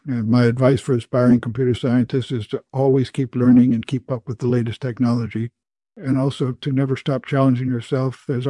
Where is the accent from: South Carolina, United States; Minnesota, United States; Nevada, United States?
Minnesota, United States; Minneapolis; born there; I was born in 1934 in Minneapolis, Minnesota.